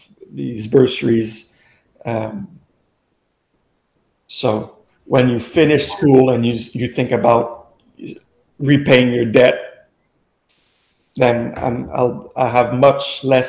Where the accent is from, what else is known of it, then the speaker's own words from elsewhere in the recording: Gatineau, Quebec, Canada; also born or lived in Montreal; I was born in Hull. My family's here